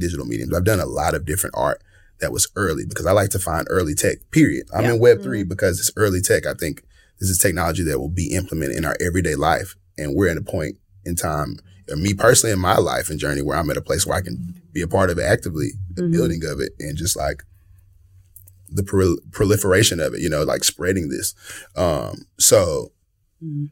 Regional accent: Tuscaloosa, Alabama, United States; moved away as an adult; now in Birmingham, United States; I'm from Tuscaloosa, mm-hmm, Tuscaloosa, Alabama, T-Town

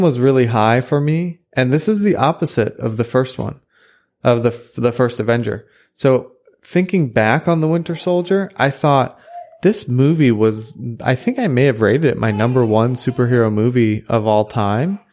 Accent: United States; as an American

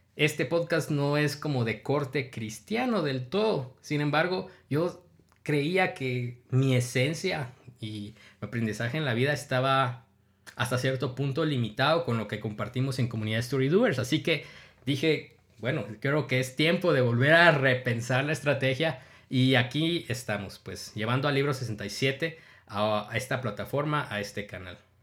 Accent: Guatemala; yo tengo 31 años, soy guatemalteco

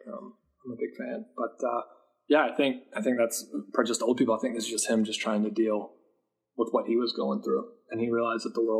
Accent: Appalachia, United States; I was in the military. I was stationed in Alaska. I grew up in Appalachia.

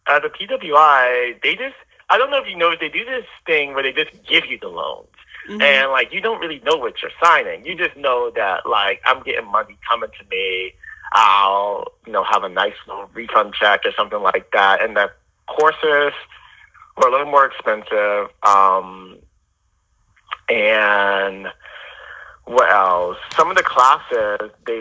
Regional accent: United States; also born or lived in New Orleans, Louisiana / Houston suburbs, Texas; half my life, I grew up in New Orleans, and then in the other half, I grew up in the suburbs of Houston

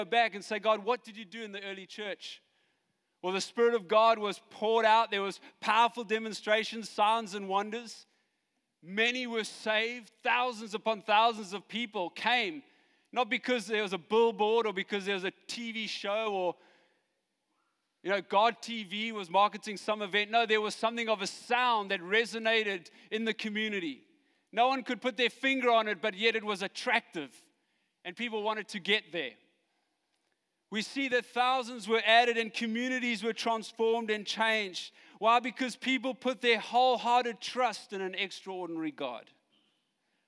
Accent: Johannesburg, Gauteng, South Africa; I come from Joburg

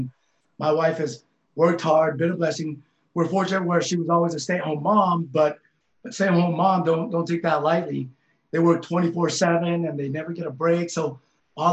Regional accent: West Valley City, Utah, United States; also born or lived in Laos; coming from where I came from on the West Side and growing up in West Valley

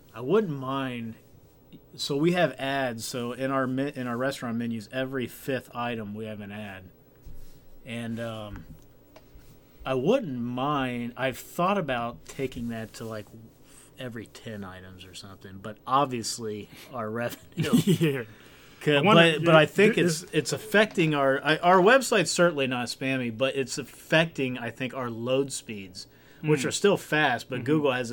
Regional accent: Kenton, United States; born or raised there

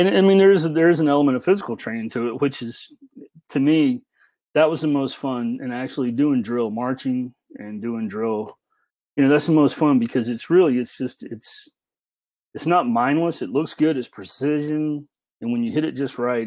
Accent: the South, United States; growing up in the South

